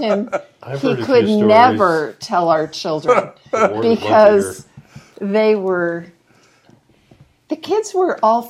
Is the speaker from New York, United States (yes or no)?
no; Riverside, California, United States; Well, I'm from Southern California, but my dad was in the military, so we moved around a lot. But I was born in Riverside, California, and when my dad retired from the military, we moved back there.